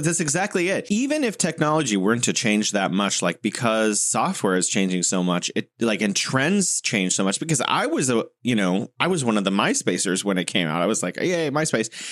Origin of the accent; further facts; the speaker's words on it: United States; as an American